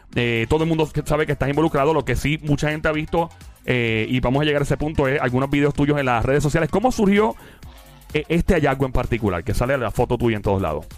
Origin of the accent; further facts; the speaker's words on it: Puerto Rico; todos somos boricua